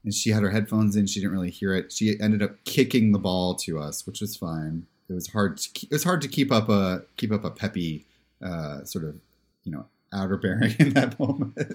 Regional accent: Pennsylvania, United States; I'm from Pennsylvania

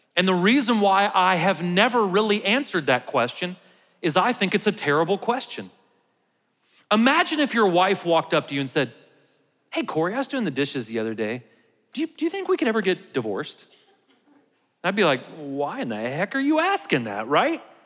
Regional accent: United States; how proud I am to be an American

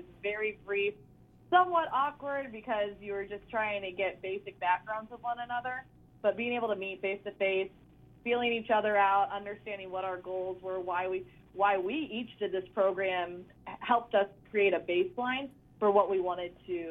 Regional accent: Chicago, Illinois, United States; also born or lived in Tennessee; now in Dallas, United States; I am liking Dallas. It is very hot. I'm originally from Chicago, so my time in Tennessee helped prepare me for the transition down to the true southern heat

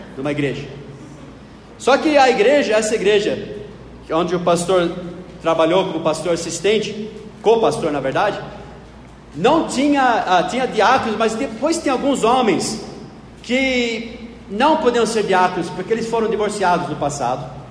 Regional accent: Knoxville, Tennessee, United States; now in Brazil; lá no sul dos Estados Unidos, na cidade onde eu nasci, Knoxville, Tennessee

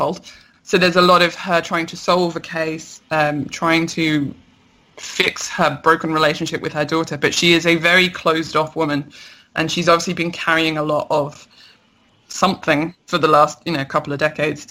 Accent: London, United Kingdom; I'm a Londoner

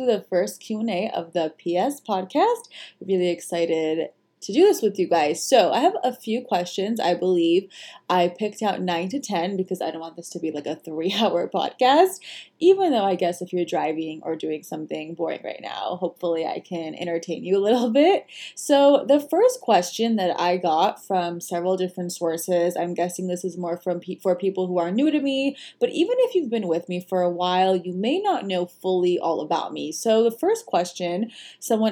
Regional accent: Los Angeles, California, United States; I was actually born in America in Los Angeles and really proud of both cultures. And I have lived in LA my whole entire life

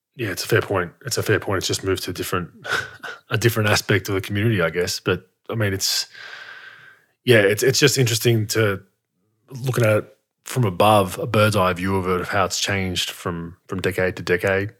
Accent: Australia; as an Australian

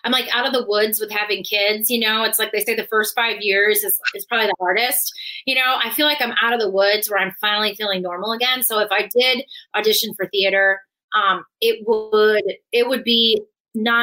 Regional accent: New York, United States; growing up in New York

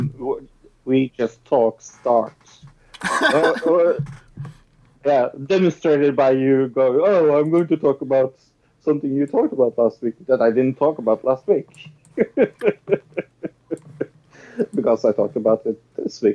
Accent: Norway; I'm from Norway

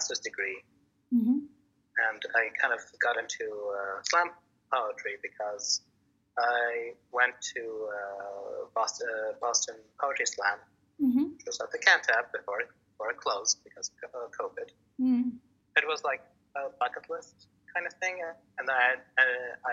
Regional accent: Baghdad, Baghdad Governorate, Iraq; now in Maine, United States; I was born and raised in Iraq, Baghdad, straight in the capital.

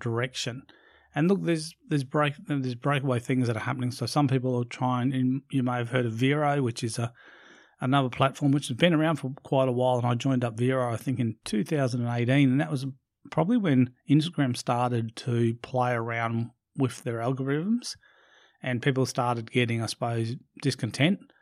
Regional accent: Brisbane, Queensland, Australia; in Brisbane in my, in my hometown

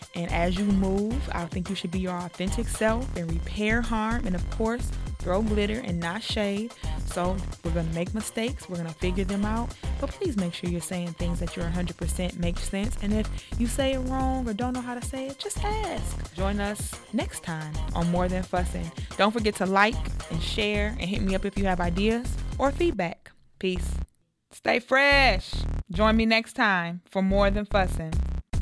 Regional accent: United States; I'm from the United States.

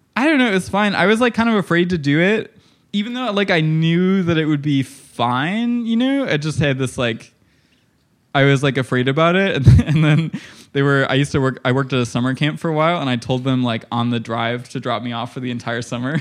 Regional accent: Illinois, United States; I grew up in Illinois

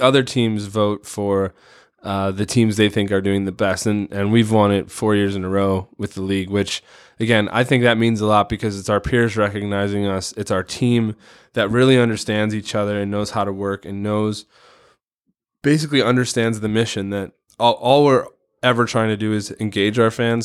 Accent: Chicago, Illinois, United States; now in Portland, United States; I grew up in Chicago in the nineties in the Jordan era

